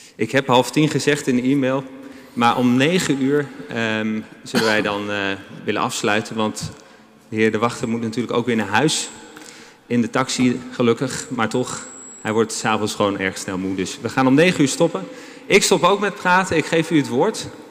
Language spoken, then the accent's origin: Dutch; Amsterdam, North Holland, Netherlands; ons als Amsterdammers